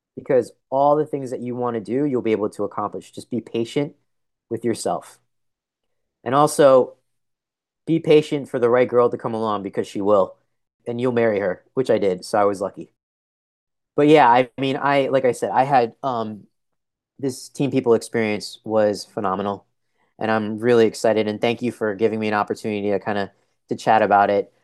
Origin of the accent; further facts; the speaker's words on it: Edison, New Jersey, United States; I was born in Edison, New Jersey